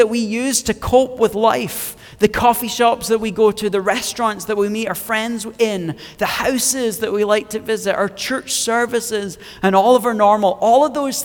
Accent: Scotland, United Kingdom; moved away; I'm originally from Scotland, hence why I talk way better than everyone else.

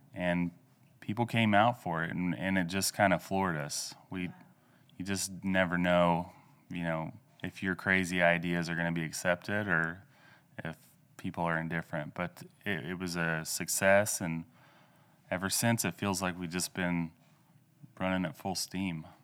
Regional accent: Ralston, Oklahoma, United States; moved away as an adult; also born or lived in Louisiana; now in Enid, United States; I'm originally from Oklahoma. I grew up, uh, west of Ralston in Osage County

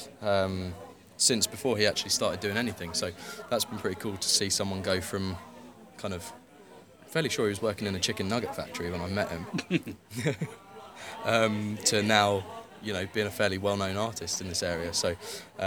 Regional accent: Huntingdon, East of England, United Kingdom; now in Leamington Spa, United Kingdom; I grew up in Huntingdon

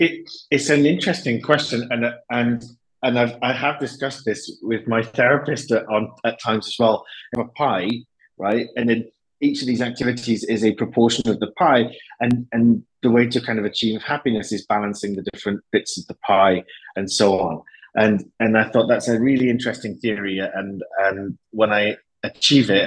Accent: Wales, United Kingdom; moved away as an adult; also born or lived in Madrid, Spain; they used to call me El Inglés because they couldn't figure out where Wales was

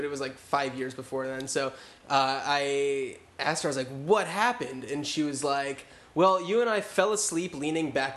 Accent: New Jersey, United States; moved away as an adult; also born or lived in Connecticut; I grew up in New Jersey.

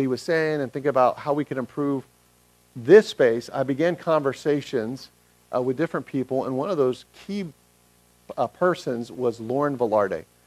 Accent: Atlanta, Georgia, United States; moved away; I'm from Atlanta originally

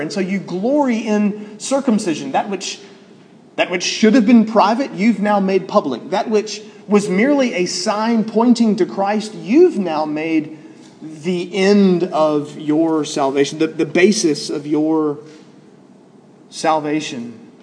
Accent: Alabama, United States

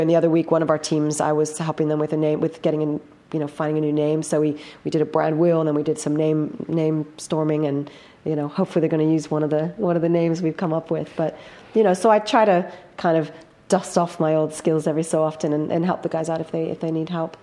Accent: United States; moved away as an adult; now in London, United Kingdom; being American in in London in the tech scene

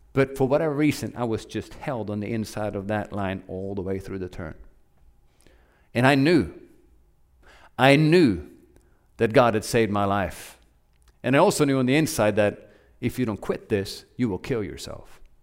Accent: Norway; moved away as an adult; also born or lived in Oklahoma; now in United States; I grew up in Norway

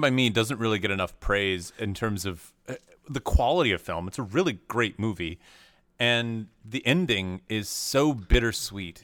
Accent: Tennessee, United States; I grew up in Tennessee

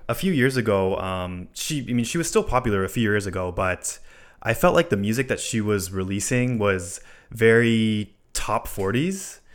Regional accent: Hawaii, United States; born or raised there; moved away

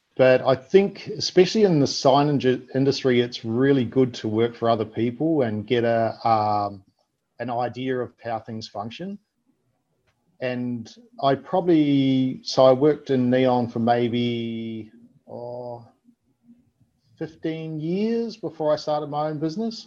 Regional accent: New Zealand; also born or lived in Melbourne, Australia; now in Australia; I grew up in New Zealand, and, you know, it was a small city.

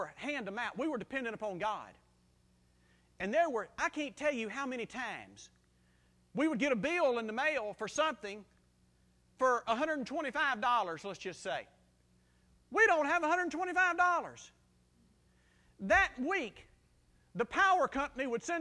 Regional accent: South Mississippi, United States; I grew up in South Mississippi, and we were so close to Louisiana that a lot of my friends talk like Cajuns

